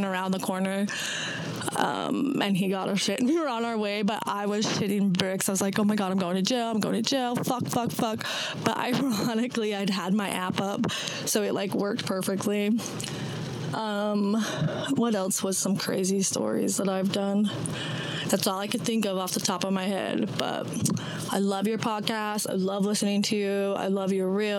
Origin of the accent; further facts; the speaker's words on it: Utah, United States; also born or lived in Idaho; I'm from Utah. Utah, Idaho